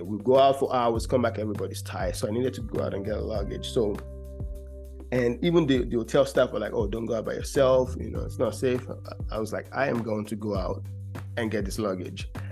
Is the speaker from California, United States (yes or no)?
no; Georgia, United States; I'm from Georgia